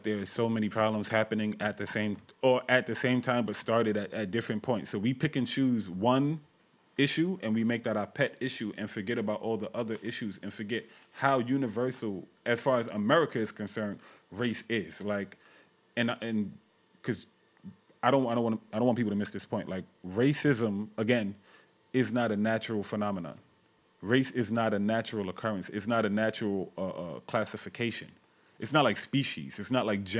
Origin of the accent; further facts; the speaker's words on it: New York City, New York, United States; My parents is from Brooklyn. I'm from Brooklyn.